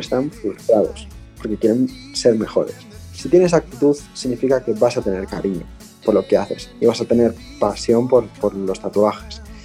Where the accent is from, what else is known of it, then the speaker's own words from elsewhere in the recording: Bilbao, Basque Country, Spain; soy un chico de Bilbao, de 28 años